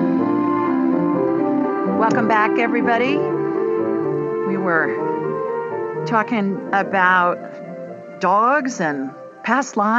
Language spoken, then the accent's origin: English; Columbus, Ohio, United States; moved away; I grew up in Columbus